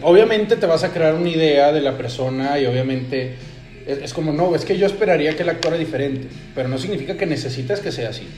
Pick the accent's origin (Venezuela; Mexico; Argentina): Mexico; aquí en México